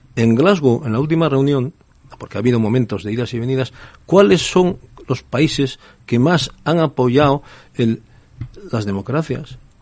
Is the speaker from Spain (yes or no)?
yes; northern Spain, Spain; soy del norte de España